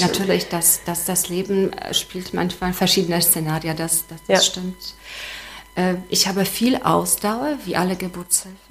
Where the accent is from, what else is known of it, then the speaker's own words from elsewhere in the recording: Gdańsk, Pomeranian Voivodeship, Poland; German is a second language; moved away as an adult; also born or lived in Szczecin / Schwedt an der Oder; now in Wismar, Germany; weil ich ursprünglich aus Danzig komme